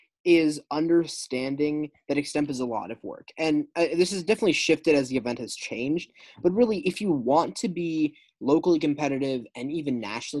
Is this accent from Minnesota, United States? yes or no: yes; Minnesota, United States; Growing up on the Minnesota circuit